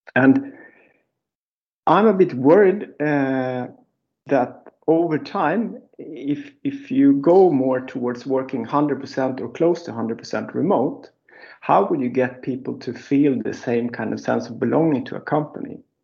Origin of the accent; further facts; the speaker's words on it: Gotland, Sweden; moved away as an adult; now in Stockholm, Sweden; I was born and raised in Gotland, but I living in Stockholm for like 30 years